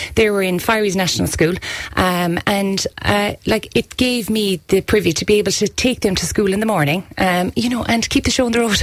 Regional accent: County Kerry, Munster, Ireland; here in our home county

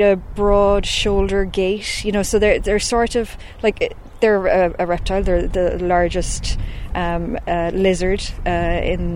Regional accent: Killarney, Munster, Ireland; also born or lived in Cork; I'm from Killarney and I'm a zoologist

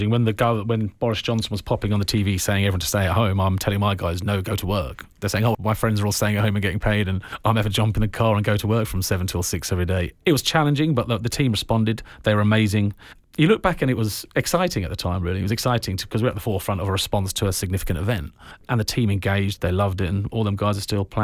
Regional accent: Glencar, Ireland; A, because I hail from Glencar. I love being from Glencar.

